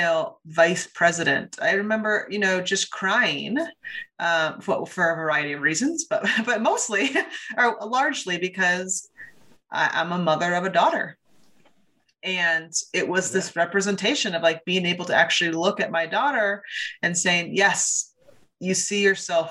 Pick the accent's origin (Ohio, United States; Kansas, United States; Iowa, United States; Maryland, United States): Iowa, United States; Ames; I grew up in Ames, Iowa